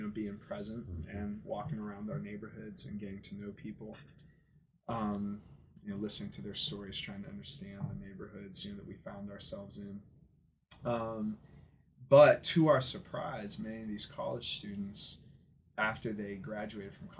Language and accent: English; Aliquippa, Pennsylvania, United States; also born or lived in Georgia; I'm originally from Pennsylvania, from Aliquippa, that old steel town outside of Pittsburgh